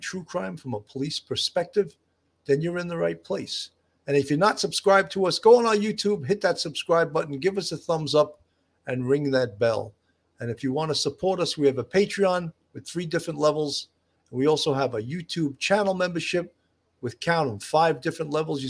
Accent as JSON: {"language": "English", "town": "Levittown", "region": "New York", "country": "United States", "tie": "born or raised there", "said": "I grew up in Levittown, Long Island, which is only 15 minutes from Massapequa"}